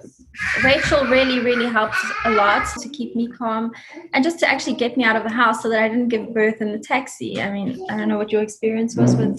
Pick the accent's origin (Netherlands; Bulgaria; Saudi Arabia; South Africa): South Africa; now in United States; We came from South Africa, so everything was new to us here.